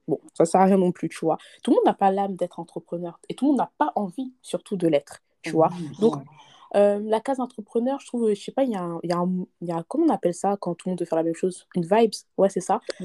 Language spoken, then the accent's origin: French; France; on est nés en France, on a grandi du moins en France